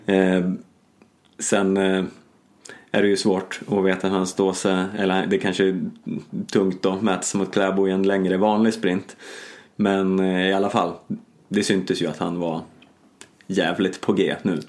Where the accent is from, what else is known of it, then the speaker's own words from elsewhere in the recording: Stockholm, Stockholm County, Sweden; som Stockholmsbo